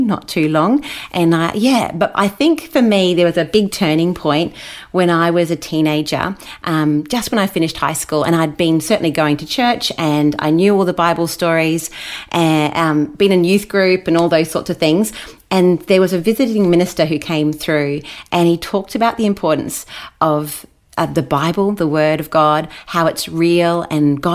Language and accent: English; Brisbane, Queensland, Australia; also born or lived in Wellington, New Zealand; now in Gold Coast, Australia; I've spent almost all my life in Australia, so I'm a dual citizen, so I'm pretty proud of that I have sort of both, but mostly an Aussie. And we've been here ever since. So I was raised in Brisbane